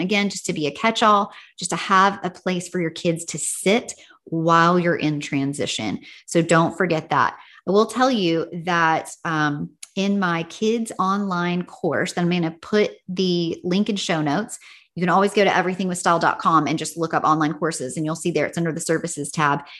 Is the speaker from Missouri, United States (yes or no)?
no; Tennessee, United States; now in California, United States; When I was growing up in Tennessee, we usually got out of school in May